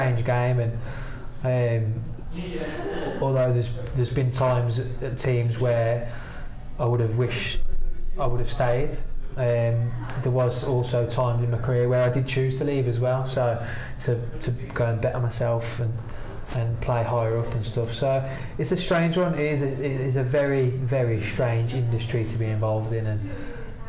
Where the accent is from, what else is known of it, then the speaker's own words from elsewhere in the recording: Wolverhampton, West Midlands, United Kingdom; we started at Wolves, my hometown team, 14, 15